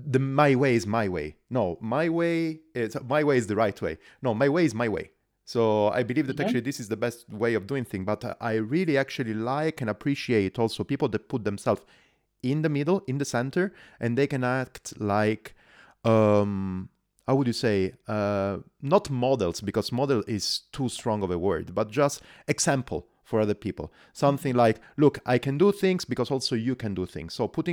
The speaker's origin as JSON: {"language": "English", "region": "Calabria", "country": "Italy", "said": "We are both from Calabria, from the south of Italy. We're schoolmates."}